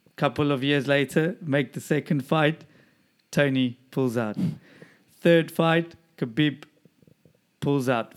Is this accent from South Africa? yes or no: yes; Durban, KwaZulu-Natal, South Africa; moved away; my hometown Dubs